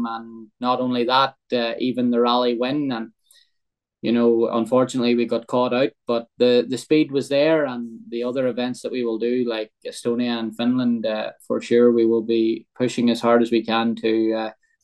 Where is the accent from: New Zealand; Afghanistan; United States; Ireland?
Ireland; growing up in Ireland